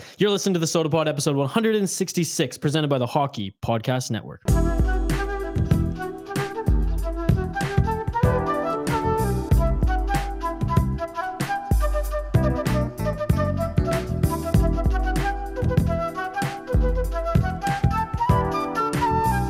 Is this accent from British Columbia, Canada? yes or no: yes; Prince George, British Columbia, Canada; we grew up in Northern BC. in, like my family, cold ass Prince George